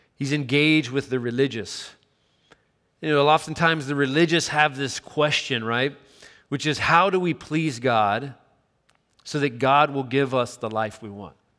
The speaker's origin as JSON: {"language": "English", "town": "Chattanooga", "region": "Tennessee", "country": "United States", "tie": "born or raised there", "also_born_or_lived": "Miami", "moved": "yes", "said": "growing up in my hometown in Chattanooga, Tennessee"}